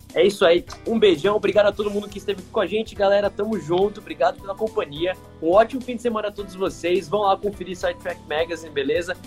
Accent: Brazil; como brasileiros

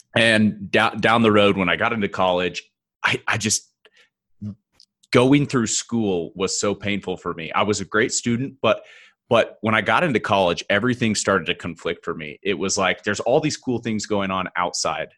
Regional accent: Oklahoma, United States; now in Denver, United States; I'm originally from Oklahoma, small town, Midwest

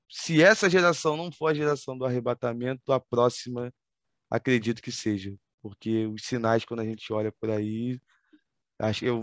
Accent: Rio de Janeiro, Brazil; mas como um bom carioca, nascido e criado num subúrbio do Rio de Janeiro, a gente tem o nosso dialeto, vamos dizer assim, peculiar de se expressar com as pessoas

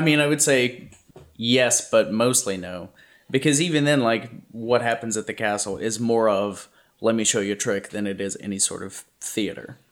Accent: Louisiana, United States; now in California, United States; I grew up in Louisiana, and I had forgotten what humidity like this feels like

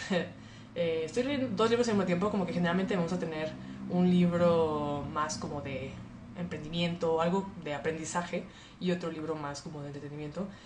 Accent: Monterrey, Nuevo León, Mexico; moved away as an adult; now in Mexico City, Mexico; Pues bueno, soy regia, nací en Monterrey y viví en Monterrey 23 eh, años de mi vida. Actualmente llevo dos años en la Ciudad de México.

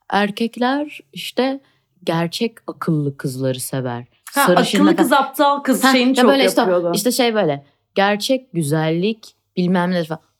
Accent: Istanbul, Turkey; Ya arkadaşlar ben Etiler'de büyüdüm. Bunu diyecek son

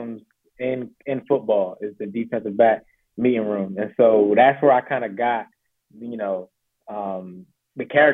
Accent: Laurel, Maryland, United States; also born or lived in Charlotte, North Carolina; I say I'm from Laurel, Maryland, basically, but I did move here from Charlotte, North Carolina.

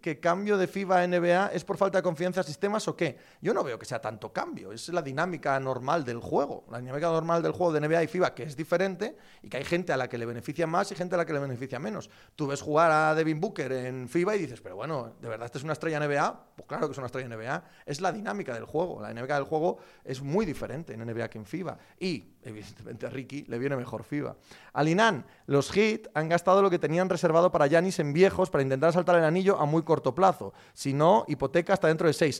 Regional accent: Spain; como español

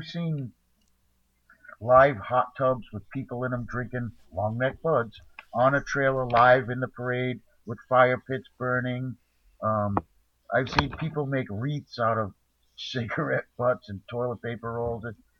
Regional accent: New England, United States; also born or lived in South Carolina; I mean, I come from New England. Actually, I was born in South Carolina, so, you know, it doesn't matter to me.

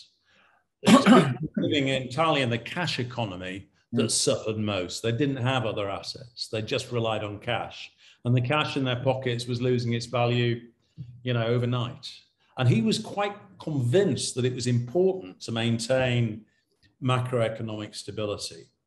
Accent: United Kingdom; when we were, you know, sort of growing up in Britain in the 1950s and 60s

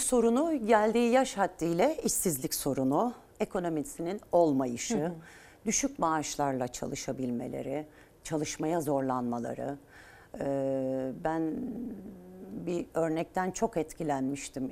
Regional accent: Turkey; Biz Türkiye Cumhuriyeti'nde doğduk. Burası memleketimiz, ülkemiz

